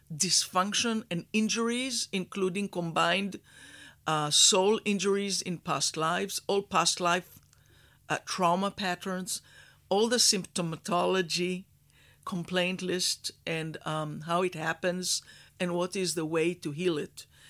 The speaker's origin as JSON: {"language": "English", "country": "Israel", "tie": "born or raised there", "also_born_or_lived": "Houston, Texas, United States", "moved": "as an adult", "said": "I was born in Israel in a kibbutz. I was raised as a cowgirl."}